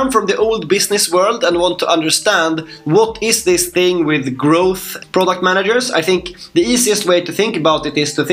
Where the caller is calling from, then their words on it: Stockholm, Stockholm County, Sweden; Uh, I'm from Stockholm. I have uh, lots of snow outside my window as well, so it's very nice.